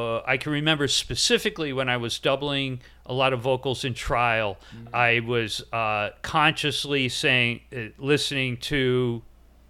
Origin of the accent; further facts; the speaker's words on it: Newport, Rhode Island, United States; growing up in Newport, was precisely because it was such a small town